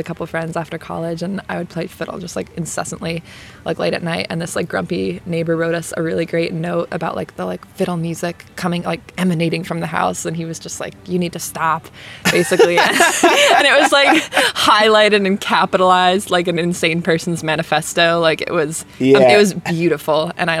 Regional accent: Rhode Island, United States; moved away as an adult; also born or lived in Chapel Hill, North Carolina; I grew up in Rhode Island, I went to college in Rhode Island.

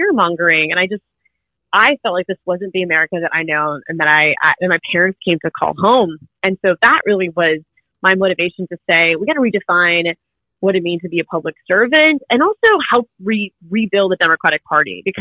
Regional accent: Orlando, Florida, United States; I was born and raised in Orlando

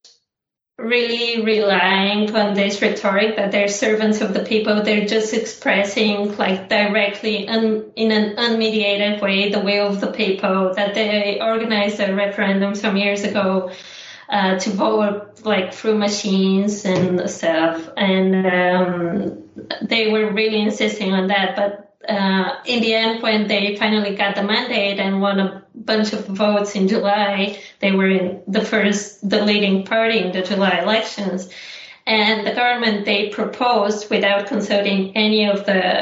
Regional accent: Bulgaria; Even in my hometown, I was at these concerts.

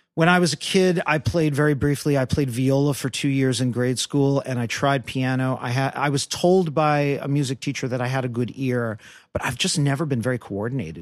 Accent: New York City, New York, United States; I'm a kid from Brooklyn, New York

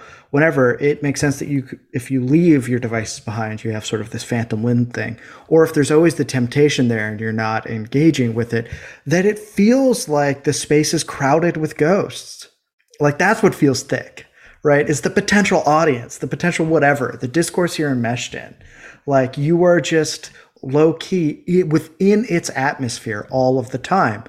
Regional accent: DuPage County, Illinois, United States; County, which is where I grew up in Illinois

